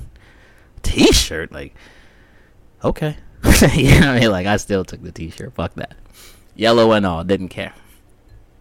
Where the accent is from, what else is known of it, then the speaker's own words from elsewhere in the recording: Las Vegas, Nevada, United States; moved away; I'm from Vegas